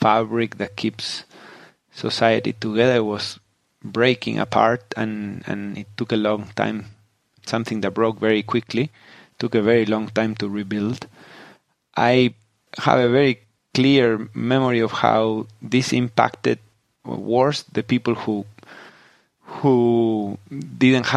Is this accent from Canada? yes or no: no; Patagonia, Argentina; moved away; also born or lived in Silicon Valley; I grew up in Patagonia in southern Argentina